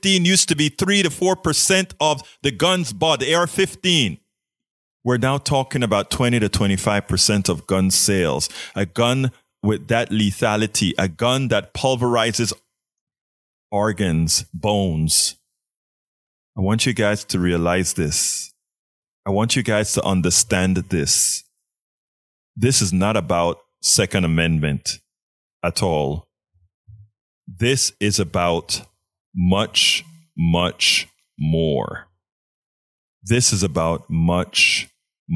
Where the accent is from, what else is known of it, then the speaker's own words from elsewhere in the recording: Panama; now in Kingwood, United States; I'm from Panama